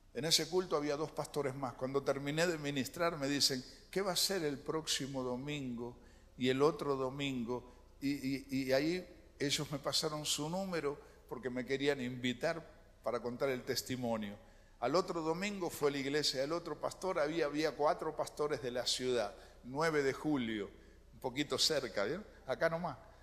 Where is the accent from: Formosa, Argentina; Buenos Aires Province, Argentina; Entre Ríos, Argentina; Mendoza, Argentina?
Buenos Aires Province, Argentina; Lanús; also born or lived in Colonia, Uruguay; nací aquí en Lanús